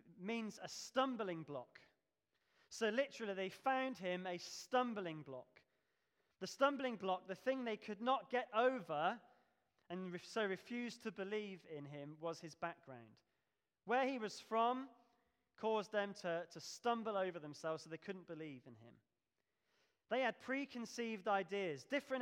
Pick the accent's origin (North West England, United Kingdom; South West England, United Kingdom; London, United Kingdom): South West England, United Kingdom; Devon; moved away as an adult; now in Pelsall, United Kingdom; we come from Devon, and we lived in a village